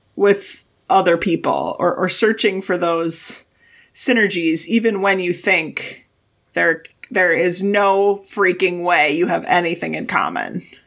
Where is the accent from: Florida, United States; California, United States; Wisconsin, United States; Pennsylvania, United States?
Wisconsin, United States; I grew up in Wisconsin